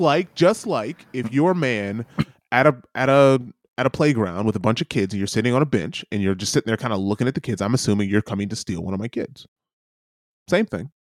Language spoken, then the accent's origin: English; New York City, New York, United States; as a New Yorker